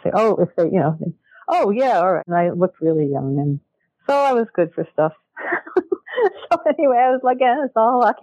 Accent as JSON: {"language": "English", "town": "Chicago", "region": "Illinois", "country": "United States", "tie": "born or raised there", "said": "I grew up in Chicago, where the University of Chicago is, in Hyde Park"}